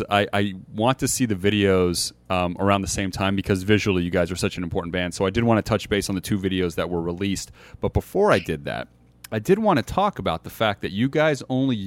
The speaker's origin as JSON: {"language": "English", "country": "United States", "tie": "born or raised there", "also_born_or_lived": "Montenegro", "said": "I was raised in America"}